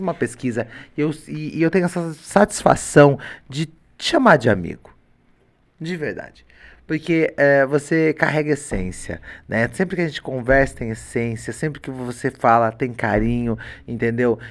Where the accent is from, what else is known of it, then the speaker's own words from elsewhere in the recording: Limeira, São Paulo, Brazil; eu sou da cidade de Limeira